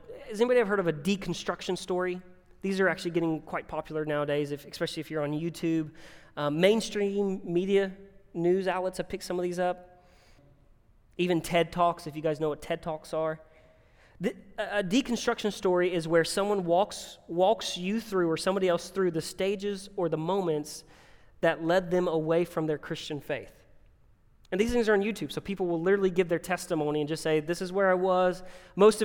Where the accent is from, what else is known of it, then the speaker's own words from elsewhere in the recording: Winston-Salem, North Carolina, United States; moved away; I'm from Winston-Salem, North Carolina